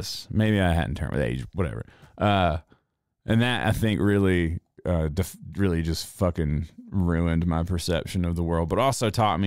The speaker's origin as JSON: {"language": "English", "town": "Reidsville", "region": "North Carolina", "country": "United States", "tie": "born or raised there", "moved": "yes", "said": "my hometown, Reidsville, North Carolina"}